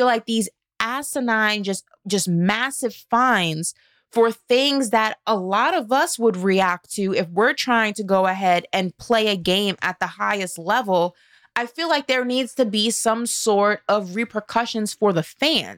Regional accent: New York City, New York, United States; I'm from New York City.

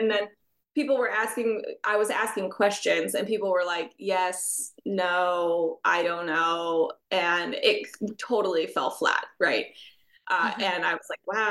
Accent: United States; my home country of the United States

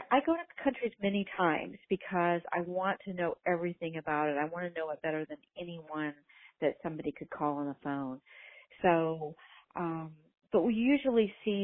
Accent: Indiana, United States; now in Los Angeles, United States; I'm from Indiana, a small town

